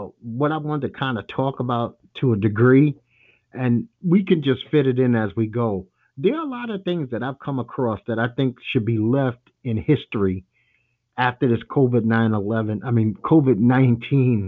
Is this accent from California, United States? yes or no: no; New York, United States; I'm a lifelong New Yorker